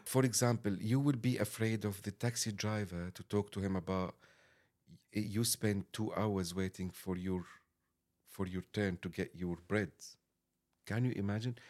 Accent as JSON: {"language": "English", "town": "Damascus", "country": "Syria", "second_language": "English", "moved": "as an adult", "lives_now": "London, United Kingdom"}